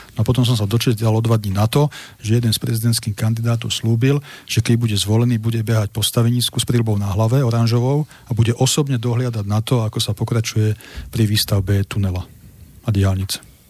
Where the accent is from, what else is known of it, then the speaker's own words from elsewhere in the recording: Slovakia; Ja som Slovák